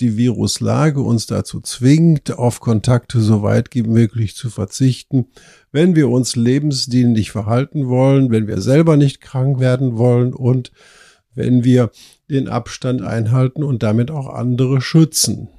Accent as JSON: {"language": "German", "country": "Germany", "said": "bei uns in Deutschland"}